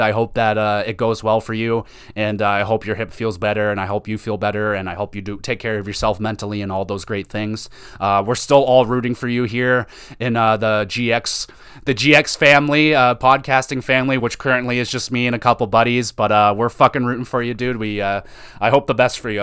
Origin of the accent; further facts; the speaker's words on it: Canada; as a Canadian